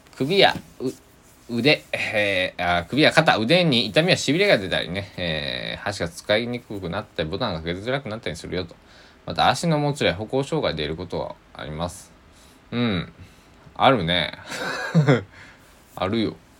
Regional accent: Kochi, Japan; moved away; also born or lived in Kagawa Prefecture; 僕の生まれ故郷の高知では結構難儀な難儀なってあの方言近しいようなね難儀なねあんたみたいなあのよく使うんですよ

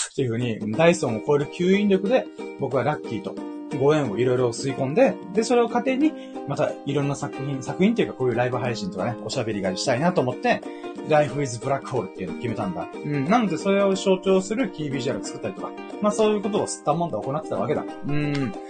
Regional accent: Okinawa, Japan; 沖縄生まれ、沖縄育ちの僕

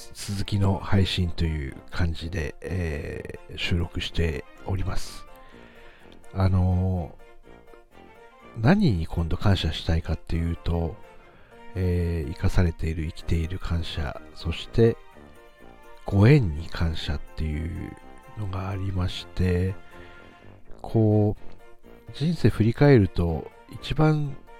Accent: Aomori, Japan; 自分も青森ですし

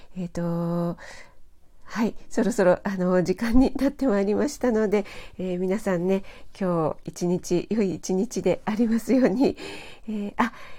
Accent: Kanagawa, Japan; 私はちょっと神奈川の出身なので

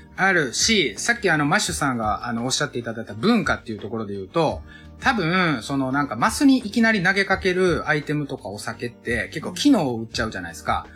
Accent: Osaka, Japan; moved away as an adult; also born or lived in Tokyo; now in Sagamihara, Japan; 大阪出身だし、えっ、ー、と、東京も10年以上いた

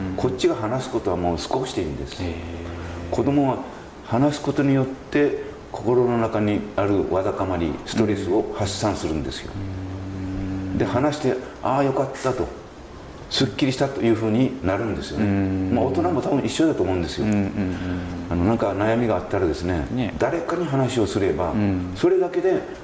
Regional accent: Saikai, Nagasaki, Japan; 私はあの西海市の大島町出身です、はい、はい、まあ、高校まであのそこで育ちまして

